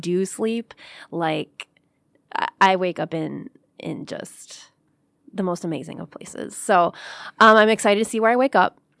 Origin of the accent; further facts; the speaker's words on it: Clawson, Michigan, United States; I grew up in Clausen